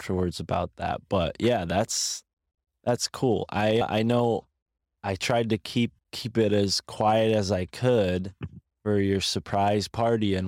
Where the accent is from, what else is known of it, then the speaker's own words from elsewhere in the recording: Connecticut, United States; right across Long Island Sound from my hometown